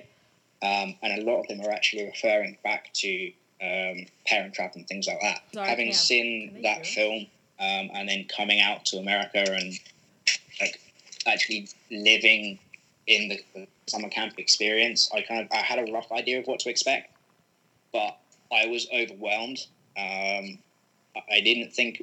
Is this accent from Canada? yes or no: no; United Kingdom